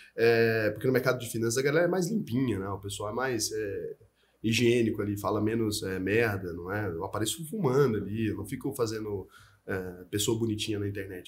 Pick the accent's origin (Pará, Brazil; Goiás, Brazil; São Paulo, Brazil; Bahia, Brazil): Goiás, Brazil; E eu nasci em Goiás